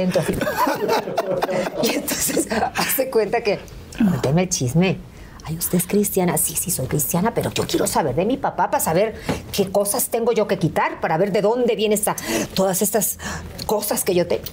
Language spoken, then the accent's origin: Spanish; Veracruz, Mexico; llegué a donde yo nací, a la Beneficencia Española, allá en Veracruz